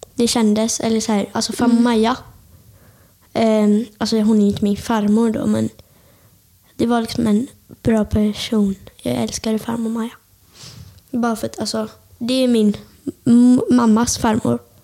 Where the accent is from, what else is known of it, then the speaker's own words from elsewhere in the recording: Björkö, Västra Götaland, Sweden; jag kommer från Björka. Och liksom, eh, ni vet Öckerö kommun